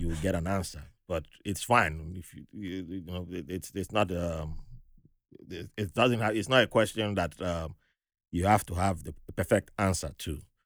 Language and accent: English; Zambia; I'm from Zambia